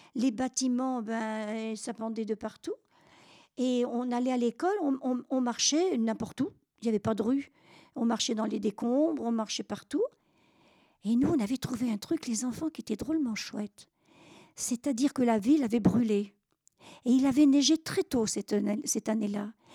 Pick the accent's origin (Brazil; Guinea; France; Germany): France; Normandy; je suis normande